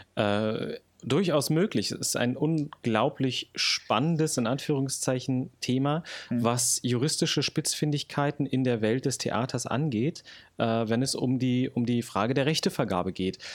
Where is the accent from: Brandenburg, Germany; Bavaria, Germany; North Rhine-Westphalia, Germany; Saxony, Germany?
Brandenburg, Germany; moved away as an adult; also born or lived in Berlin / Hamburg; geboren 1993 in Berlin, aufgewachsen dann in Brandenburg